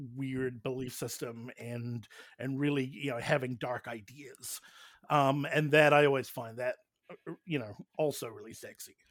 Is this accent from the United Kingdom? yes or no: no; New Zealand; I hail from New Zealand